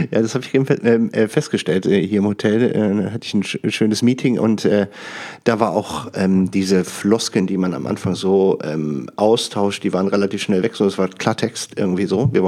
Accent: Düsseldorf, North Rhine-Westphalia, Germany; in, wo ich herkomme, Düsseldorf.

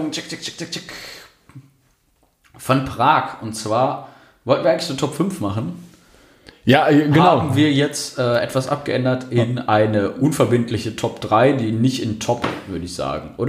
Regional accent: Berlin, Germany; ich bin Berliner, bei uns ist das normal.

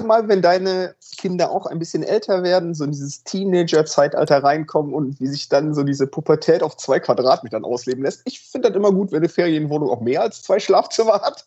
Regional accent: Cologne, North Rhine-Westphalia, Germany; now in Hamburg, Germany; ich bin ja gebürtiger Kölner

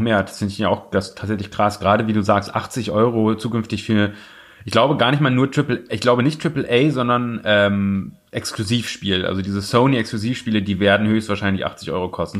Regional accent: Osnabrück, Lower Saxony, Germany; moved away; da wo ich herkomme aus Osnabrück

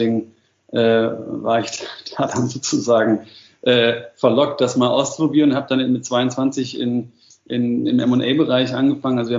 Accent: Madlitz, Brandenburg, Germany; also born or lived in mountains; Und gleichzeitig bin ich halt immer eigentlich in der Natur groß geworden. Also am Anfang äh, in den Bergen und, und, und dann nach der Wende eben immer mehr schon in Madlitz

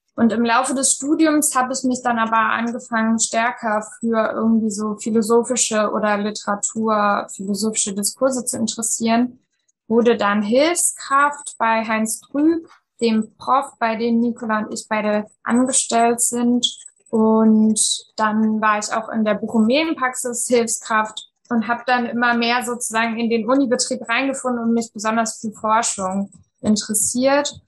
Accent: East Germany, Germany; moved away as an adult; also born or lived in Frankfurt am Main; ich bin äh, in der DDR noch geboren und dann in Ostdeutschland aufgewachsen

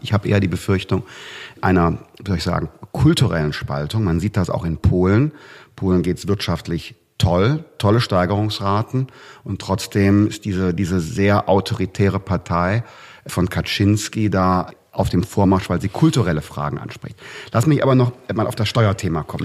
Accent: North Rhine-Westphalia, Germany; In meinem Heimatland Nordrhein-Westfalen

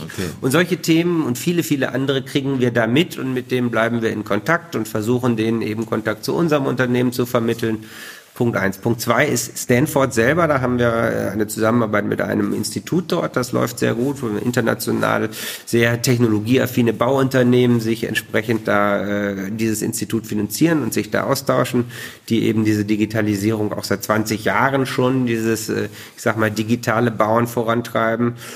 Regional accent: Bielefeld, North Rhine-Westphalia, Germany; moved away; ich bin Bielefelder, lebe da gerne

